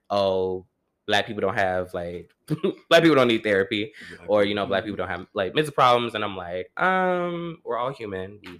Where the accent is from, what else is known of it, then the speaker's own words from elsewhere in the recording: New York, United States; i'm from new york you're from New York. The suburbs, though.